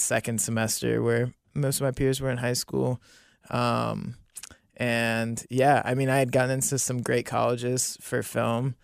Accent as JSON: {"language": "English", "town": "Monroe", "region": "Ohio", "country": "United States", "tie": "born or raised there", "also_born_or_lived": "New Bern, North Carolina", "said": "I grew up in Monroe"}